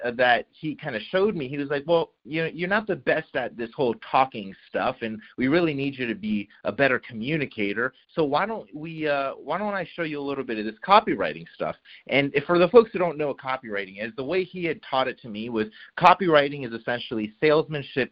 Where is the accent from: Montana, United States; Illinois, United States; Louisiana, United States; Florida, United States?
Florida, United States; Miami; moved away as an adult; also born or lived in Jacksonville, Florida; I'm originally from Miami, Florida